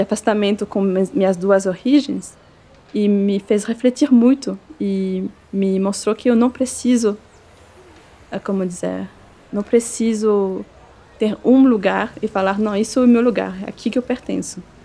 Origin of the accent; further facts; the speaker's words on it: Neuchâtel, Switzerland; Portuguese is a second language; moved away as an adult; also born or lived in Eritrea; now in Brazil; Eu nasci numa cidade que se chama Neuchâtel. É uma pequena cidade que fica uma hora